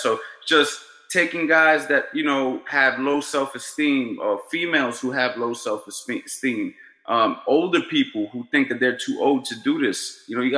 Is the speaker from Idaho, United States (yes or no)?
no; New York City, New York, United States; also born or lived in Florida; now in New Jersey, United States; I'm from New York City, grew up in Queens.